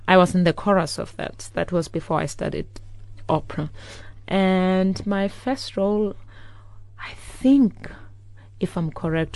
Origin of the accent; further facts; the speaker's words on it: Cape Town, Western Cape, South Africa; moved away as an adult; also born or lived in Lady Frere, Eastern Cape / Queenstown, Eastern Cape / London, United Kingdom; now in Germany; And moved to Cape Town when I was about 4 years old. I lived in different townships, Langa, Nyanga, Guguletu, Khayelitsha.